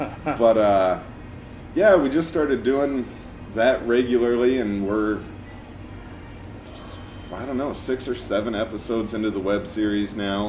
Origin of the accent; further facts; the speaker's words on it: Milwaukie, Oregon, United States; also born or lived in Portland, Oregon; now in Forest Grove, United States; I was born in Portland, grew up in Milwaukee